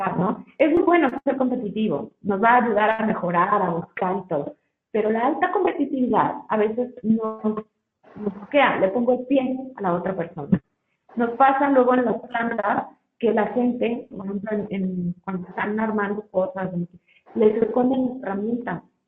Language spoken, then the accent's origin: Spanish; Mexico; como mexicanos